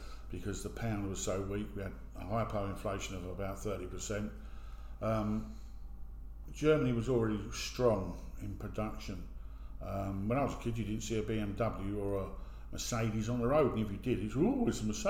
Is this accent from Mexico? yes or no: no; United Kingdom; I'm British. I'm absolutely staunch British